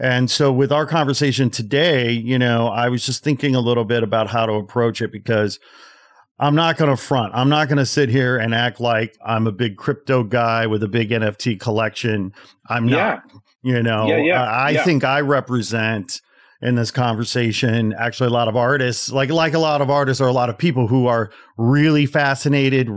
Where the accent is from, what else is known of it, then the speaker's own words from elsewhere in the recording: Chicago, Illinois, United States; I'm from the Chicagoland area